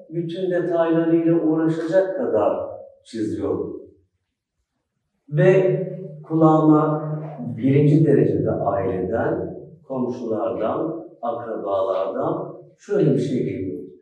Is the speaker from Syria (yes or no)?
no; Schwabach, Bavaria, Germany; born there; Almanya'da Schwabach'ta doğdum. Gurbetçi bir ailenin çocuğu olarak.